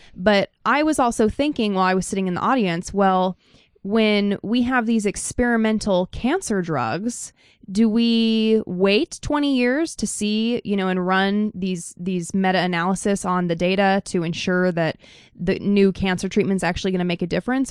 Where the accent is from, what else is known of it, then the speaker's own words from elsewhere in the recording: Idaho, United States; I'm from Idaho